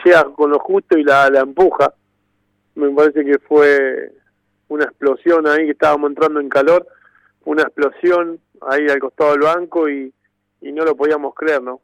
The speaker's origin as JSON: {"language": "Spanish", "town": "Temperley", "region": "Buenos Aires Province", "country": "Argentina", "tie": "born or raised there", "said": "Yo soy hincha del club, compartí eh, toda mi infancia eh, en el club"}